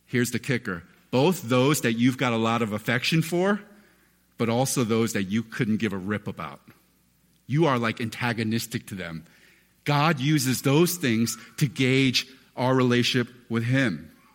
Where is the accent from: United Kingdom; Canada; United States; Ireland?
United States; a relatively chubby kid growing up in America